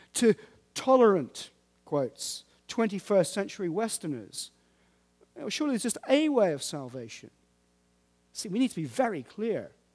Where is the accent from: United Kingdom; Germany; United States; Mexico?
United Kingdom; We're British